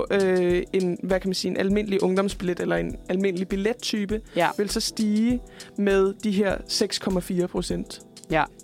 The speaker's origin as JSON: {"language": "Danish", "region": "Jutland", "country": "Denmark", "said": "Jeg er også selv fra Jylland."}